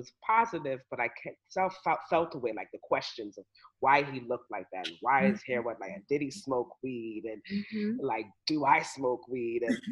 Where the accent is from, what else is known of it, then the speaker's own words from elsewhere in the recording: New York, United States; growing up in New York and going to a Catholic school